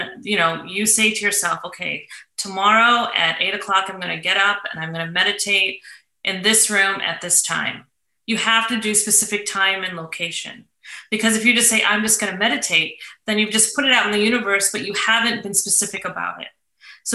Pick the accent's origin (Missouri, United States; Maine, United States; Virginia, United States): Missouri, United States; St. Louis; moved away; That's my hometown.